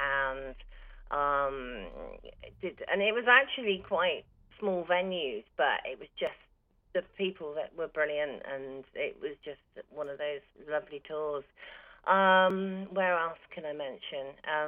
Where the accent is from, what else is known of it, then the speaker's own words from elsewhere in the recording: Bath, South West England, United Kingdom; where I come from, Bath